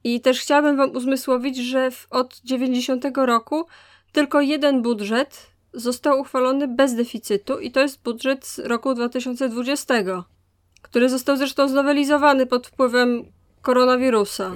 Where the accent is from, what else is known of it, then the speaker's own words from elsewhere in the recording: Wrocław, Lower Silesian Voivodeship, Poland; ja jako wrocławianka z, z dziada pradziada